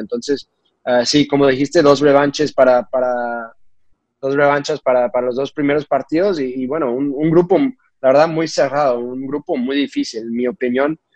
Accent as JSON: {"language": "Spanish", "country": "United States", "also_born_or_lived": "Portugal", "lives_now": "Cincinnati, United States", "said": "siendo mexicano, creciendo, bueno, México-americanos, creciendo en, un lugar"}